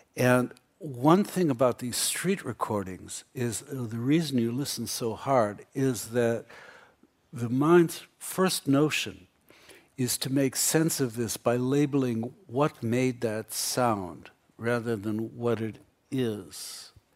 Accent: United States; I grew up in America

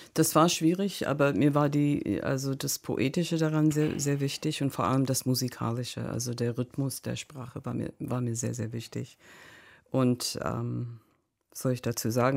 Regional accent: United States; German is a second language; moved away as an adult; now in Berlin, Germany; als Amerikanerin

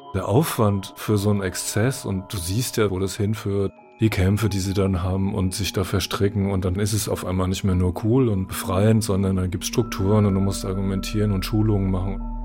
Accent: Frankfurt am Main, Hesse, Germany; Ich bin 61 geboren in Frankfurt am Main

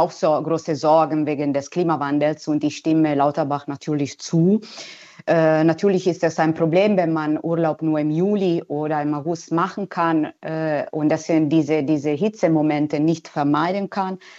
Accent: Italy; German is a second language; moved away; wir Italiener

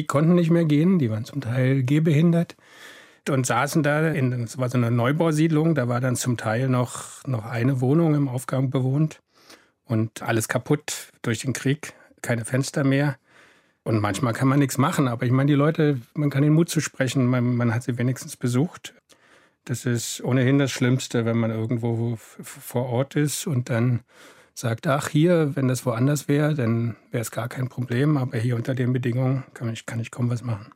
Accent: Germany; ich komme aus der DDR

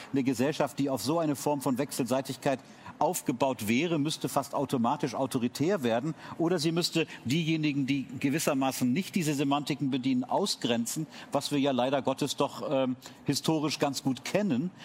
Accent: Munich, Bavaria, Germany; als Münchner

